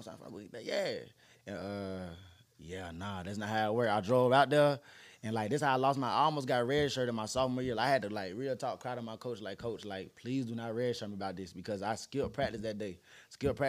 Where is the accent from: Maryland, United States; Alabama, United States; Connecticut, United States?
Alabama, United States; also born or lived in Ohio; I'm from Alabama, of course, but my first junior college was in Ohio